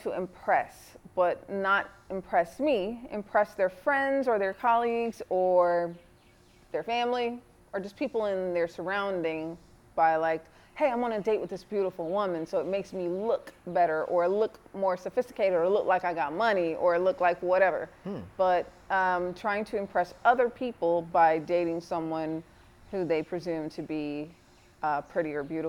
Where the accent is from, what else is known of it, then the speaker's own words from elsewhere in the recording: U.S. Virgin Islands; now in Atlanta, United States; I'm from the Caribbean, the Virgin Islands, and I've been in Atlanta for over 25 years.